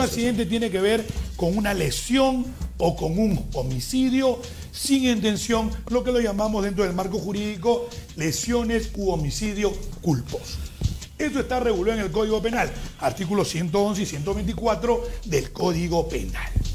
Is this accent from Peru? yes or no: yes; Peru; tanto lo de la costa como lo de la sierra como lo de la selva somos peruanos